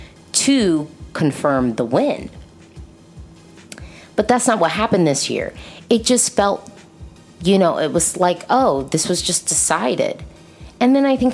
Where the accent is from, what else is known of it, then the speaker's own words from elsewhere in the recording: United States; I'm an American